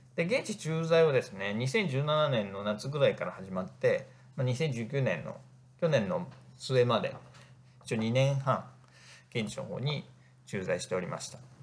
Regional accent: Northern Kanto, Japan; also born or lived in Egypt; 生まれも育ちも北関東で、まあ、田舎の人間

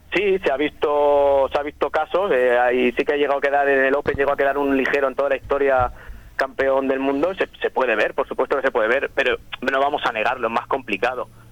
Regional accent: Torrevieja, Valencian Community, Spain; also born or lived in San Miguel de Salinas; en Torrevieja, que es de donde soy, donde he crecido

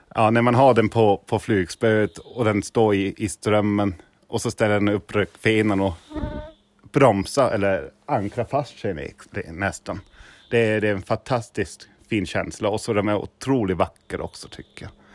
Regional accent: Niederselters, Hesse, Germany; Swedish is a second language; now in Sweden; jag är från Tyskland.

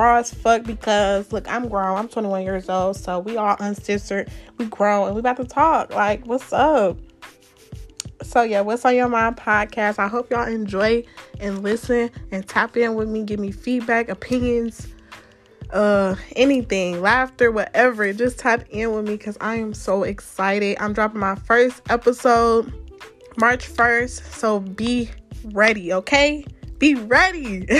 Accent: Detroit, Michigan, United States; So I just want to let y'all know … I'm from Detroit, Michigan. Shout out Detroit.

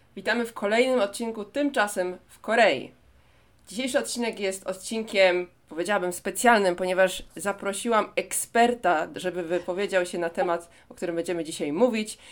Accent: Poland; now in Seoul, South Korea; pani mi się pyta, skąd jestem, to mówię, że z Polski.

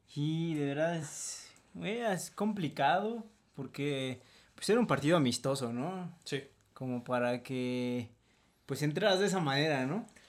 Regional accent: Mexico

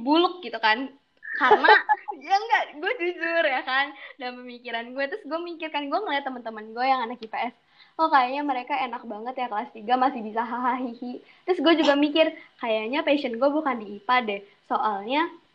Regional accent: Jakarta, Indonesia; moved away as an adult; now in Padang, Indonesia; asal gue dari Jakarta, Jakarta Utara sih lebih tepatnya

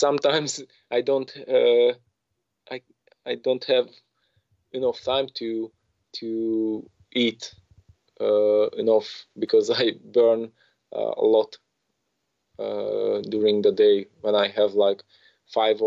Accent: Romania; I come from Romania

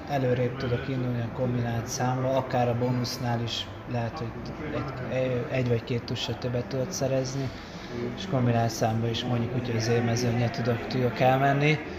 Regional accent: Hungary; örültem, hogy mégis a legjobb magyar, magyarként negyedik helyen bejöttem

